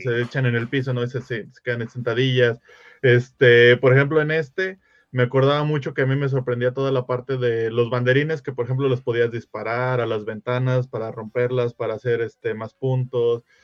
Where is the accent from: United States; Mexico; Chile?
Mexico; Uno, uno como mexicano